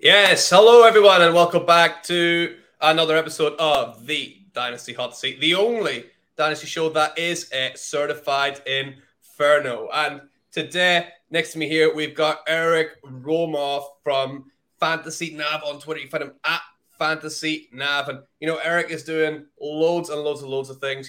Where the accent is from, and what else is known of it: United Kingdom